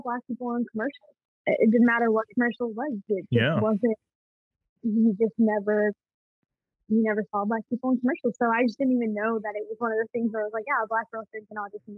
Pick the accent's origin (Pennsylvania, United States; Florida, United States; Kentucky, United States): Florida, United States; Jacksonville; growing up in Jacksonville and being in the dance community that I'm